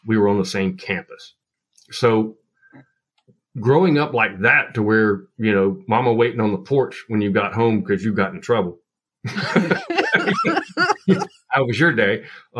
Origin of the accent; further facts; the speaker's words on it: Appalachia, United States; your plants in the Pacific Northwest is going to be completely different than what I grew up with in Appalachia, right?